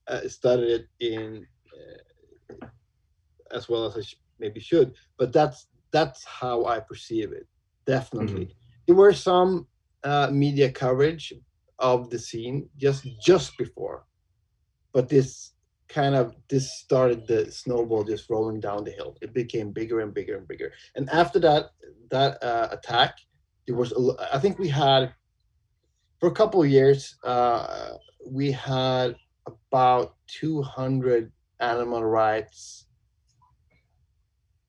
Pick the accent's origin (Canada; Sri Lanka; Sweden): Sweden; born or raised there; also born or lived in Umeå, Sweden